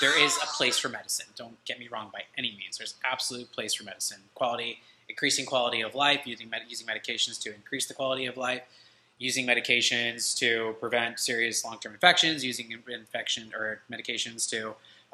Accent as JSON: {"language": "English", "town": "DeLand", "region": "Florida", "country": "United States", "tie": "born or raised there", "said": "I'm actually from DeLand myself, and I went to high school in DeLand, Florida."}